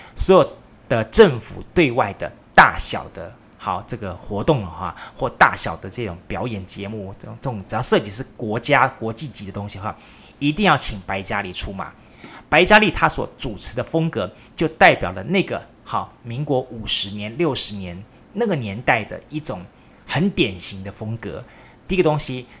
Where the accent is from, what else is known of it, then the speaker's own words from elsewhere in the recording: Taiwan; 我们台湾人，厉害吧